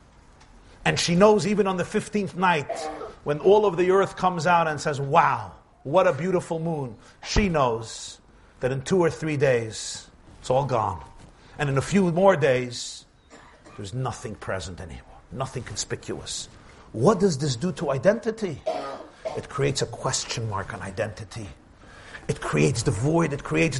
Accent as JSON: {"language": "English", "town": "New York City", "region": "New York", "country": "United States", "tie": "born or raised there", "said": "I grew up in the Crown Heights section of Brooklyn."}